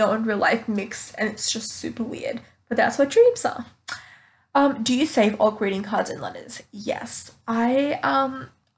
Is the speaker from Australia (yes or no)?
yes; Australia; I'm from Australia